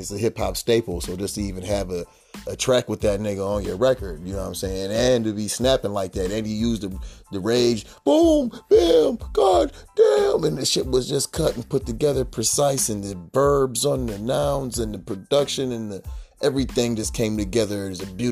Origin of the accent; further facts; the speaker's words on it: United States; We come from a gang culture. We come from America.